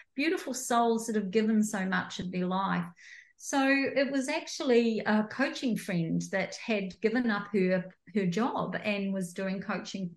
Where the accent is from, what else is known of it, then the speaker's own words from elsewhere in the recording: New Zealand; moved away as an adult; also born or lived in rural Victoria, Australia; now in Australia; I'm a New Zealander, came over to Australia like 15 years ago